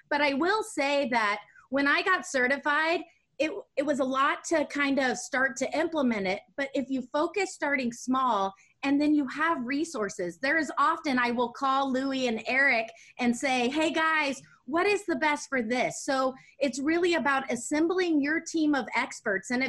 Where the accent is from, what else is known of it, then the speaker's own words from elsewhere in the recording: Germany; also born or lived in Netherlands; up in Germany and went to school in Holland. And I grew up seeing that culturally, that was the norm out of a, uh, in a lot of countries other than the United States.